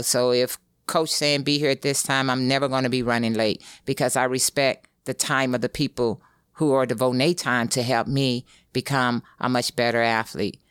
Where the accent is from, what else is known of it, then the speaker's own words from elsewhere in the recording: East St. Louis, Illinois, United States; moved away; that's where I'm from